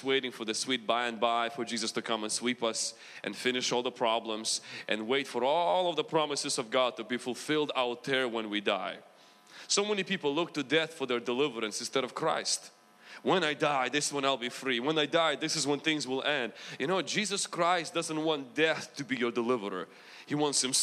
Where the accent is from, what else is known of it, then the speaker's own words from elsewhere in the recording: Ukraine; accent: Ukrainian mixed with American; moved away; also born or lived in United States; Do I have a big accent? Okay, I do. I have like Ukrainian mixed with American.